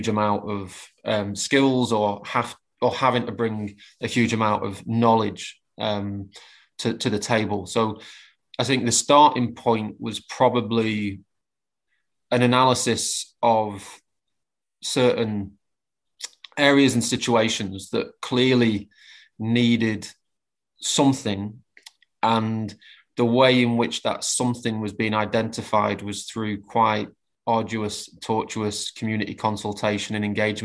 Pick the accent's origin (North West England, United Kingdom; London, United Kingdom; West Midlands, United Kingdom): North West England, United Kingdom; Preston; my hometown of Preston